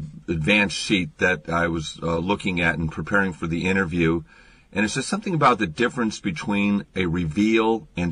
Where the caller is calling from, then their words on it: Seattle, Washington, United States; I'm calling you from Seattle